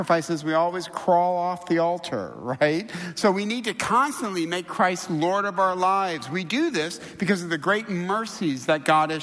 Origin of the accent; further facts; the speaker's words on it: Midwest, United States; now in Southern California, United States; I'm from the Midwest.